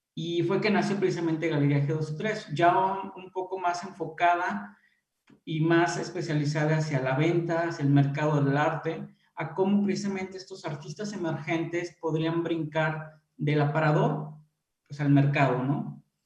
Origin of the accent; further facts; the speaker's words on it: Irapuato, Guanajuato, Mexico; yo soy originario aquí de Irapuato